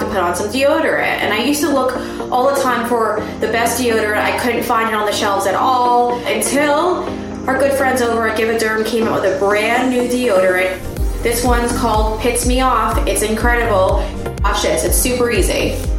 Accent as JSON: {"language": "English", "region": "New York", "country": "United States", "said": "I'm I'm a New Yorker."}